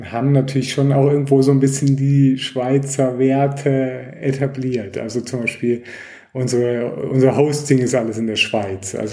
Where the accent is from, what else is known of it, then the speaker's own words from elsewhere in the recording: Germany; ich komme auch ursprünglich aus Deutschland